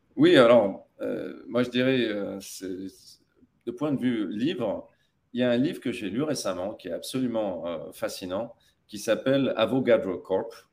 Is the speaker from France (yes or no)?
no; Tataouine, Tataouine Governorate, Tunisia; moved away; also born or lived in United States; je suis franco-tunisien, mais j'ai grandi notamment à Tatabine